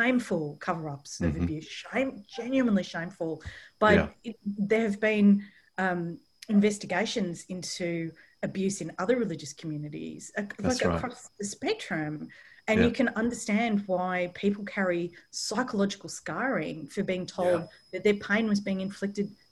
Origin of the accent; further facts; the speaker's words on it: Australia; also born or lived in London; I'm from Australia